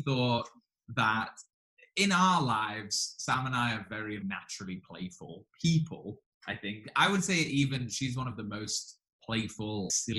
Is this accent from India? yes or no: no; England, United Kingdom; accent: English; by my English accent